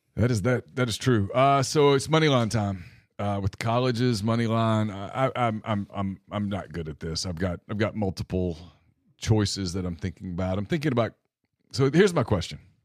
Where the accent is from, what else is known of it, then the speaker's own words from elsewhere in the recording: Louisiana, United States; I grew up in Louisiana.